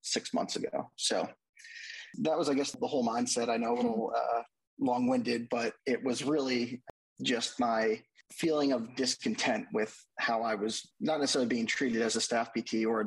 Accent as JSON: {"language": "English", "area": "outside New York City", "region": "New Jersey", "country": "United States", "tie": "born or raised there", "also_born_or_lived": "Delaware", "moved": "as an adult", "lives_now": "Nashville, United States", "said": "I grew up in the New York City area as well, kind of right outside, about 25 minutes in New Jersey"}